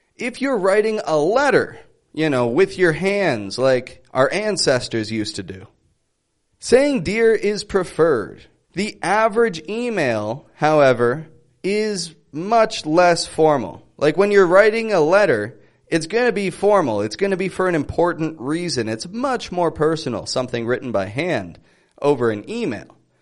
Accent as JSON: {"language": "English", "town": "Toronto", "region": "Ontario", "country": "Canada", "said": "I'm from Toronto."}